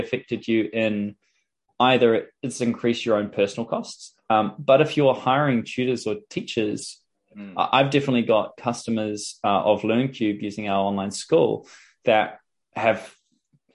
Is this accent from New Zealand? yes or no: yes; New Zealand; I'm from New Zealand